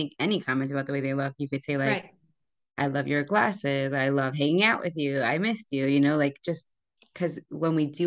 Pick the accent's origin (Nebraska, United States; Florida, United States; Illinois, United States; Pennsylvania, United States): Pennsylvania, United States; Scranton; I'm an out-of-towner. I'm from Scranton, Pennsylvania